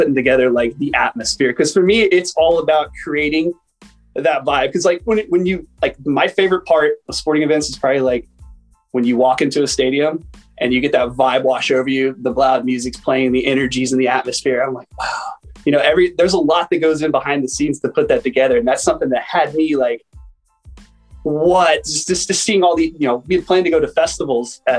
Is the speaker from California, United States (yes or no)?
yes; San Diego, California, United States; I'm from San Diego, California